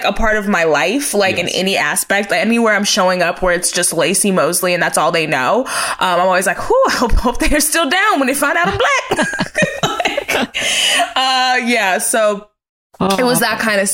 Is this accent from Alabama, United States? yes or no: no; Texas, United States; also born or lived in Terrell, Texas; I'm from Texas, so we would be in Kemp, Texas